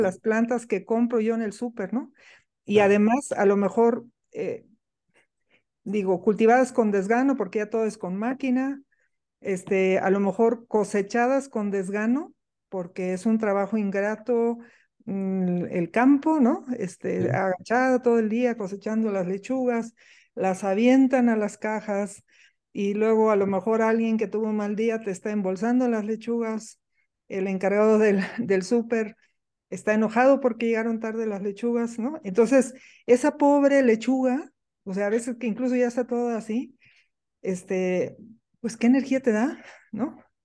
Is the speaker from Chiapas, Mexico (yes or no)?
yes; Soconusco, Chiapas, Mexico; crecí en una selva, nací en, en el Soconusco, en Chiapas, en una finca de café